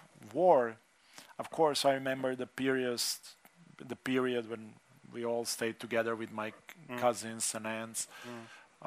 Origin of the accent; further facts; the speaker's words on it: Slovenia; my growing up in Slovenia, being non-Slovenian, being Čefur.